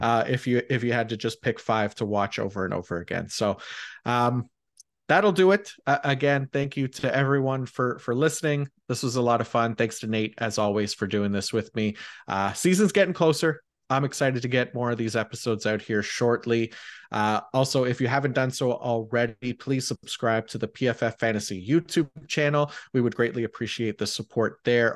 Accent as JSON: {"language": "English", "country": "Canada", "said": "as a Canadian"}